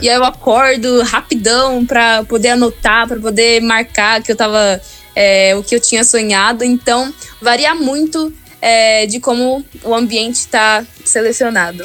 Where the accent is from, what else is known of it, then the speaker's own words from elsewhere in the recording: Campinas, São Paulo, Brazil; sou de Campinas